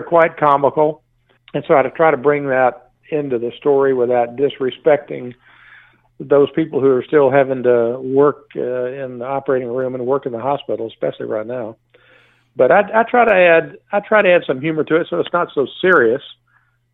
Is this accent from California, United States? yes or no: no; Texas, United States; I'm from Texas